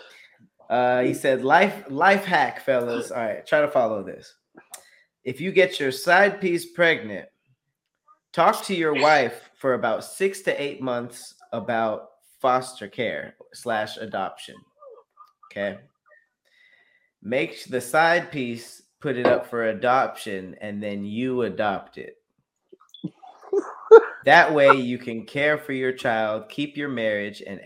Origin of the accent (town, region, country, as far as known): Los Angeles, California, United States; born or raised there